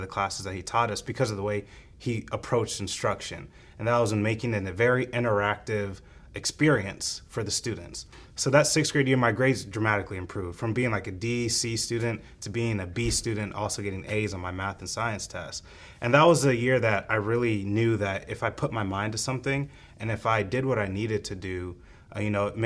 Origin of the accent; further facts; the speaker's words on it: United States; also born or lived in Kenya; I came to the United States very early in life, and I grew up here with my 3 older siblings